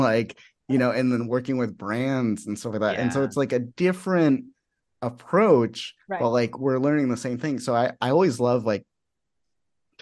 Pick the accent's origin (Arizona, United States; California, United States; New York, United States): Arizona, United States; Phoenix; I'm from Phoenix.